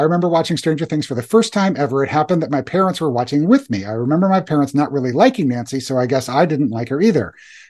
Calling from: Germany; English is a second language

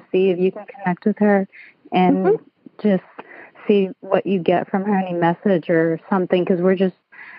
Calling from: Lakeland, Florida, United States; I'm calling from Lakeland, Florida.

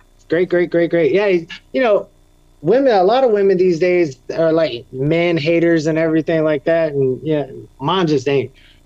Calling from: Cape Coral, Florida, United States; Yeah, I'm down here in Cape Coral, Florida, right where Hurricane Ian hit, as a matter of fact.

